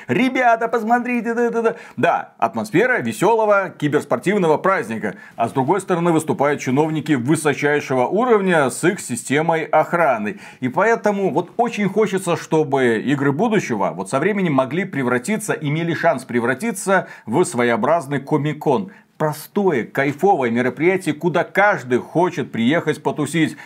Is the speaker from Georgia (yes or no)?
no; Belarus; мы из Беларуси